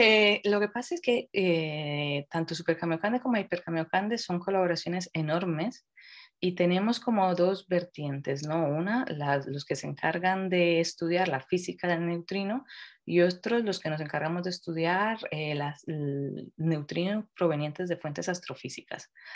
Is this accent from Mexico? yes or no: no; Colombia; now in Madrid, Spain; soy colombiana y creo que en ese sentido me ha ayudado mucho el crecer en un ambiente donde esto es, se ve totalmente diferente